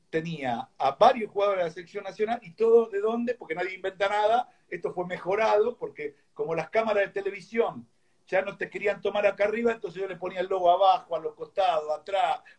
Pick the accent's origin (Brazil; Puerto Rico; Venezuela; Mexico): Brazil; São Paulo; Yo soy de, en, Brasil soy de San Pablo.